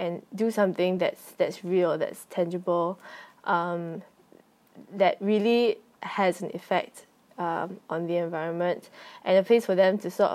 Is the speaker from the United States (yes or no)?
no; Singapore; now in Thailand; I am a Singaporean, but I'm currently more or less living in Thailand.